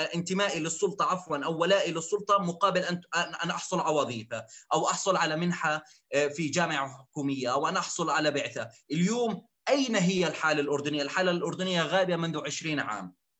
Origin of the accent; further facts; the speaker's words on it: Zarqa, Zarqa Governorate, Jordan; انا ابن الزرقاء